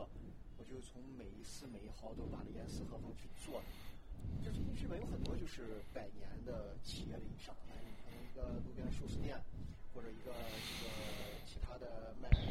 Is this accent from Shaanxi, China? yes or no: no; Hebei, China; 我在河北住，我在北京上班，有有的就是，比如说大的互联网公司，我就只能在北上广上班，但我家是河北的，我也买不起北京房。